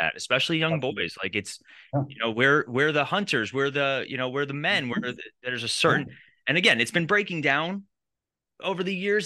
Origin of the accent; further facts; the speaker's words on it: New York, United States; We grew up in New York.